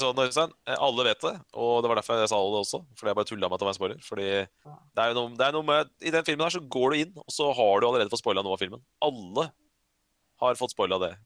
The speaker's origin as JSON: {"language": "Norwegian", "country": "Norway", "said": "jeg er norsk"}